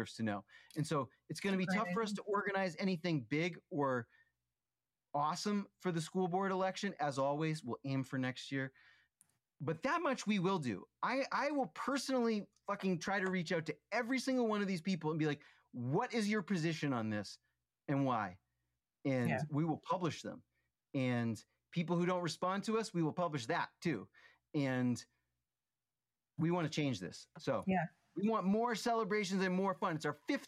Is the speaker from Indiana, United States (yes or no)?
no; Townsend, Massachusetts, United States; where I grew up in Townsend, the street is right off of 119